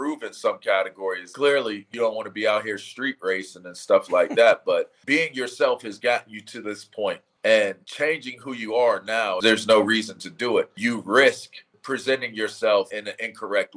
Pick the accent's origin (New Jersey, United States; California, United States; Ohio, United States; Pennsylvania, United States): Pennsylvania, United States; Pittsburgh; I'm a Pittsburgh Penn Stater